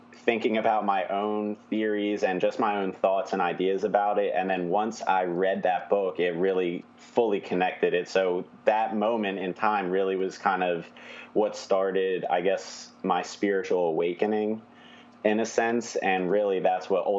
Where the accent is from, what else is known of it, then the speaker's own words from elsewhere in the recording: New Jersey, United States; now in Philadelphia, United States; I'm from South Jersey, so right outside the city of Philly